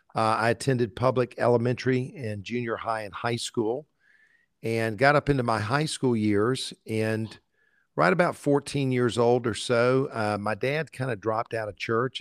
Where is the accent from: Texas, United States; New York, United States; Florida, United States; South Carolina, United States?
South Carolina, United States; Columbia; also born or lived in Valdosta, Georgia; our family picked up and moved to Columbia, South Carolina, where I grew up. So actually, I went to, I grew up in Columbia all of my life.